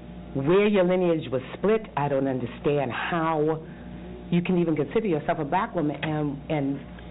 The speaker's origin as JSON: {"language": "English", "region": "Massachusetts", "country": "United States", "said": "I'm from Massachusetts"}